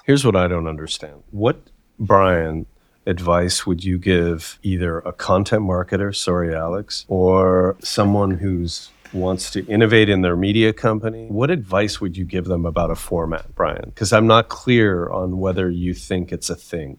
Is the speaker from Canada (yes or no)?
yes; Canada; I'm Canadian